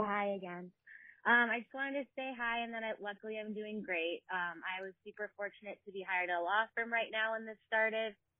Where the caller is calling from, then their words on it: Seattle, Washington, United States; I'm calling from Seattle